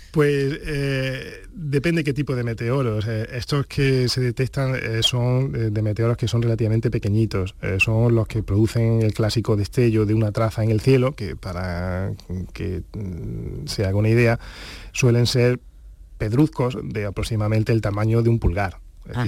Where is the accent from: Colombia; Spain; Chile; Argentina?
Spain; Granada, Andalusia; also born or lived in Huelva / Valdepeñas de Jaén; Yo nací en Huelva, pero a los, dos años eh, pues eh, nos trasladamos a Granada